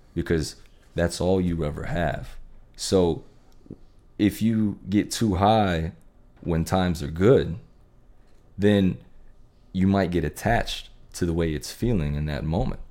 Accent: Texas, United States; growing up in Texas with the Friday night lights

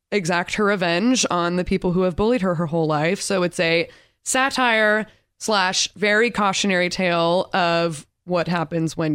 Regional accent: Torrance, California, United States; I'm from Torrance, California.

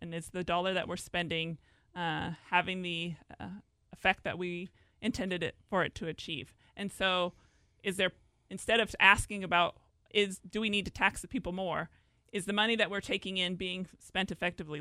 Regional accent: Lynden, Washington, United States; I grew up here in Whatcom County on a dairy farm south of Linden

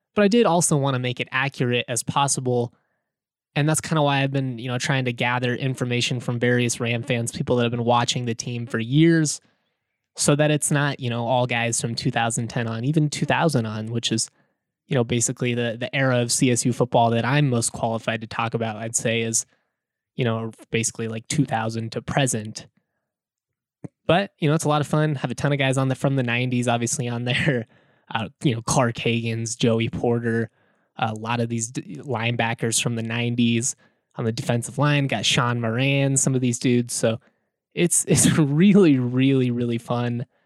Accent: Lakewood, Colorado, United States; growing up in the Bear Creek community as a as a kid who had a dad that went to CSU

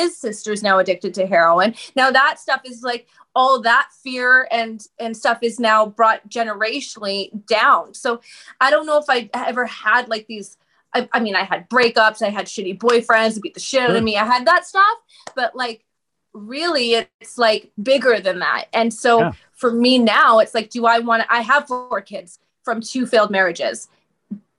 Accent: Vancouver, British Columbia, Canada; I'm from Canada, right? So I'm from Vancouver.

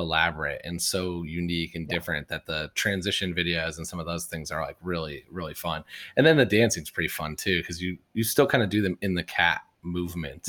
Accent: Midwest, United States; I'm from the Midwest

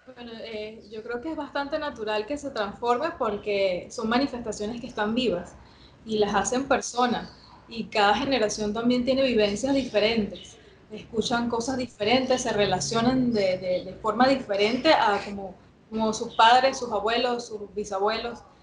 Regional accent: La Guaira, Venezuela; yo soy de La Guaira y, bueno, durante mucho tiempo eh, mis padres me llevaban a las costas, a las diferentes fiestas de, La Guaira

